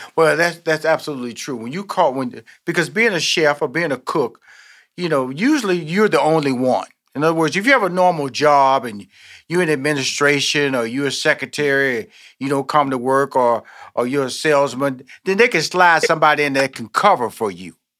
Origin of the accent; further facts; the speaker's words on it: Houston, Texas, United States; now in Atlanta, United States; I'm born in Houston, Texas.